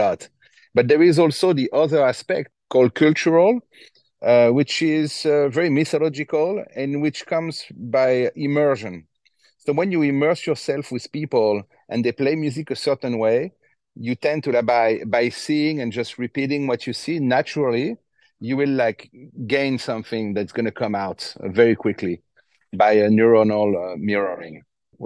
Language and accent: English; Fontainebleau, Île-de-France, France; I grew up in Fontainebleau